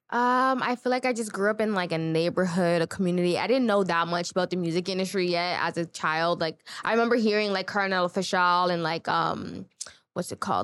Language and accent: English; Toronto, Ontario, Canada; I grew up in Scarborough